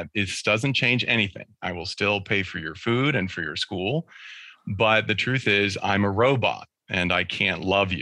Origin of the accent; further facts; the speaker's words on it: California, United States; we were living in California